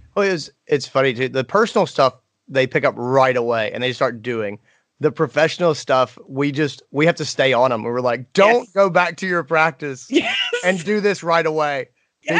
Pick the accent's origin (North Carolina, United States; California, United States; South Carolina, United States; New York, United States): South Carolina, United States; Greenville; my hometown, Greenville, South Carolina.